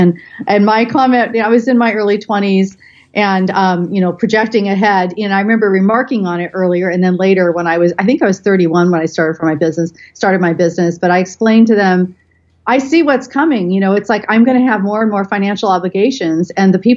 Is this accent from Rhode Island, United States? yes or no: no; Bay Area, California, United States; I grew up in the Bay Area in California.